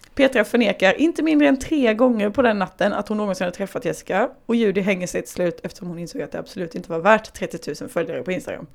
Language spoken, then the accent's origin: Swedish; Småland, Sweden; Jag kommer ju från Småland.